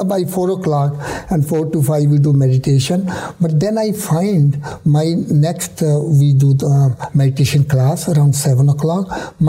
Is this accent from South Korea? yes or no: no; India; now in United States; I was worried that if I come from India, I will get lost here in America.